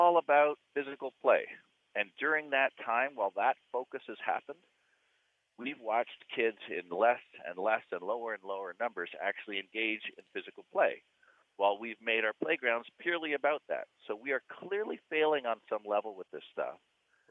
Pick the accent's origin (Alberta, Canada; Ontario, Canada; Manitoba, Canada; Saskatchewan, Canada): Ontario, Canada; Hamilton; when I was five, growing up in Hamilton